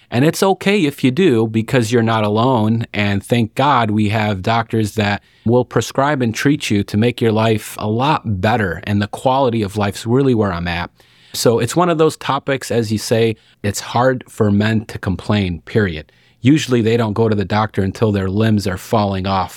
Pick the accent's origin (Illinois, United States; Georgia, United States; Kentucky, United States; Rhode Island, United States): Illinois, United States; Lockport; also born or lived in Arkansas; now in Watseka, United States; I'm actually from Lockport, Illinois, which is not too far north up here